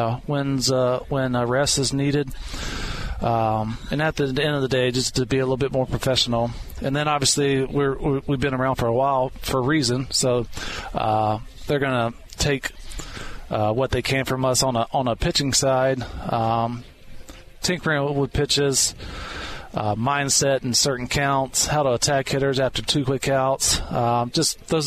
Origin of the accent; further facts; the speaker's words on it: South Carolina, United States; I grew up in South Carolina